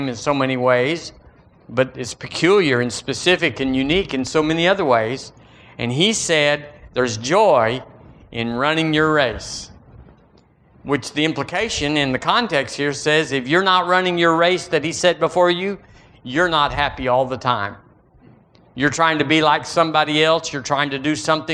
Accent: United States; Thank God I'm an American.

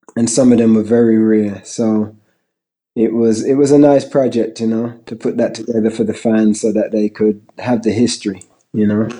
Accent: Birmingham, West Midlands, United Kingdom; also born or lived in London; I was born in London, England. I moved to Birmingham at the age of eight.

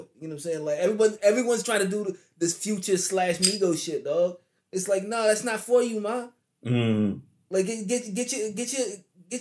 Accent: New Jersey, United States; my home state

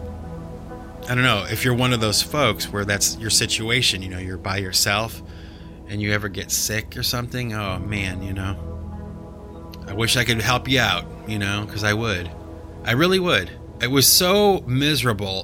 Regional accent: Cleveland, Ohio, United States; my hometown, the Cleveland Browns

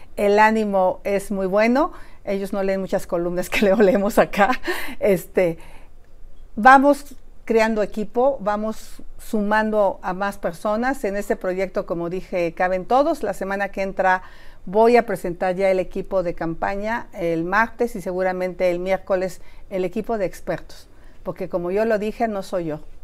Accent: Mexico; mi pueblo se llama Tepa

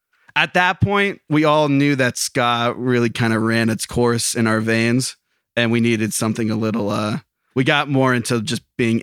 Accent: Lake Ariel, Pennsylvania, United States; In Lake Ariel.

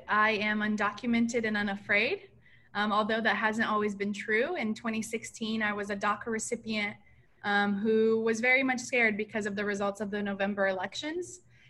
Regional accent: Florida, United States; now in Jersey City, United States; Anyone from Florida? It's where I grew up.

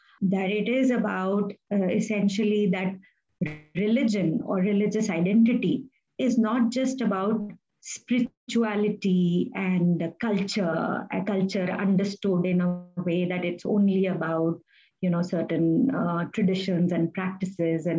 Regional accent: Delhi, India; as a child growing up in Delhi

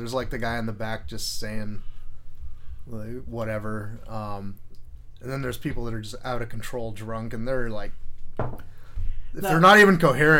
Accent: Mountain View, California, United States; also born or lived in Los Altos; now in Santa Cruz, United States; I grew up in Mountain View.

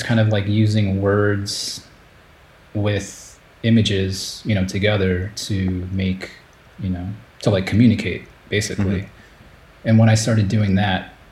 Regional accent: Chicago, Illinois, United States; moved away as an adult; also born or lived in Japan; I grew up in Chicago in the US

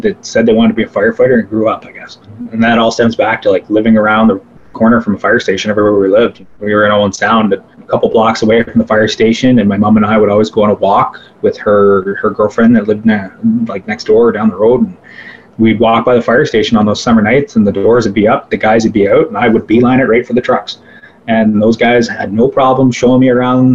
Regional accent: South Bruce Peninsula, Ontario, Canada; also born or lived in Owen Sound; my hometown of South Bruce Peninsula

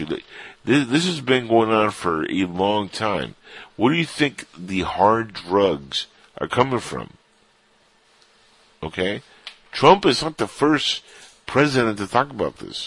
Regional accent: Cuba; now in United States; I'm Cuban, but when I say us, I'm talking about the United States, because I am Cuban-born, but I'm an American citizen

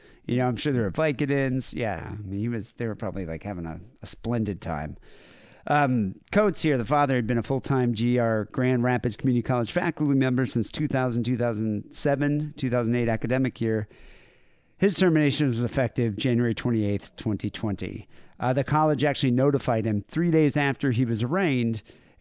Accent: Cape Town, Western Cape, South Africa; moved away; Growing up in South Africa, like in Cape Town and all that, we'd always go to the chippy

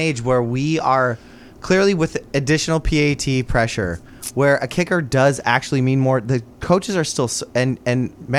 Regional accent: Kalispell, Montana, United States; I'm from Kalispell.

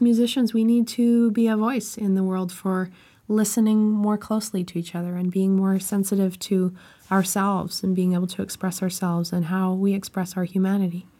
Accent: Canada; I'm Canadian

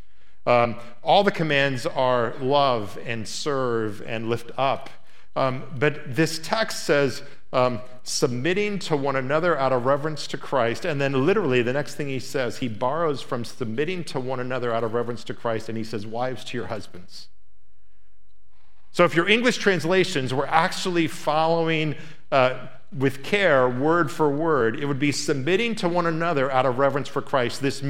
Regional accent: Indiana, United States; It was filmed in my hometown

